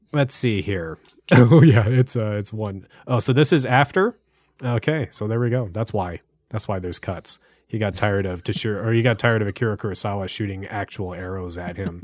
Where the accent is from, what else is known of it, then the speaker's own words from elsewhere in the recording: United States; as an American